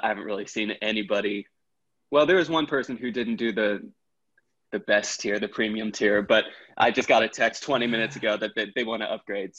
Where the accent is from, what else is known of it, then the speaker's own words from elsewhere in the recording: Texas, United States; moved away; I'm from Texas originally